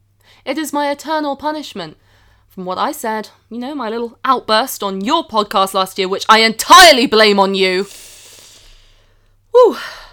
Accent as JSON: {"language": "English", "country": "United States", "said": "And I'm American."}